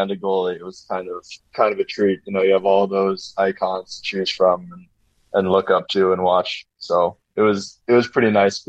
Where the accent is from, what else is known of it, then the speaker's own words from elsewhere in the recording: New England, United States; growing up in New England, I heard all of this.